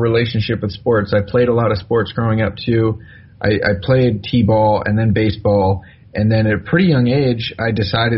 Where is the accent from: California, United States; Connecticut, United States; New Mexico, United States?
California, United States; Bay Area; I'm from the Bay Area